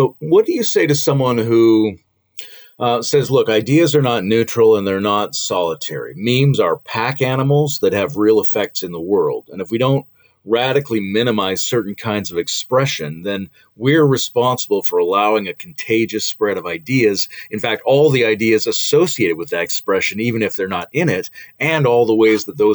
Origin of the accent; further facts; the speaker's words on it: Canada; as a Canadian